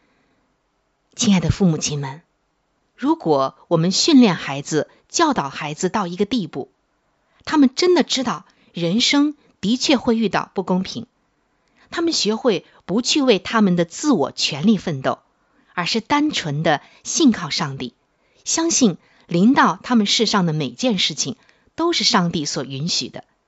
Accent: China; 我们中国人

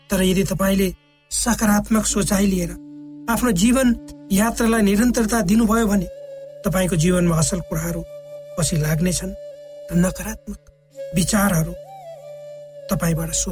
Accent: eastern hills, Nepal; जब म सानो थिएँ मेरो बाल्य अवस्था नेपालको पूर्वी पहाडी भागको विकट गाउँमा बित्यो

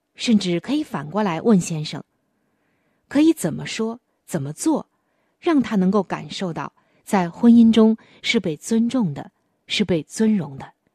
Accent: China; 我们中国人普遍喜欢

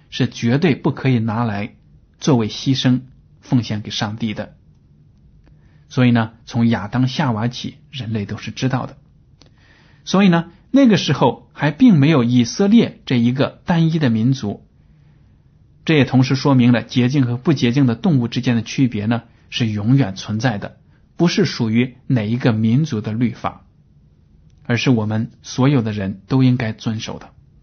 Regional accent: China; 但是我们看到呢，我们中国人。拿猪的血或者其他动物的血呢，做所谓的猪红啊，这样的让人吃。

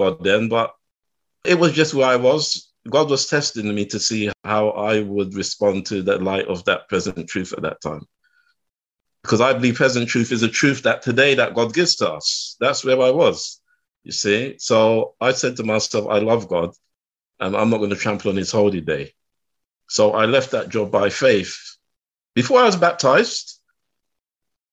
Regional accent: London, United Kingdom; I was born and raised in West London

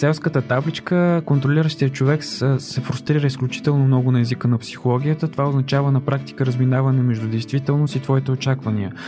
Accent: Chirpan, Stara Zagora Province, Bulgaria; в родния ми град, аз съм от Черпан

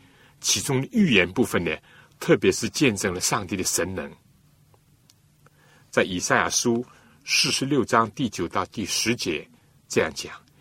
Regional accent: China; 真相，我们中国人说：见其子，就如见其父啊！

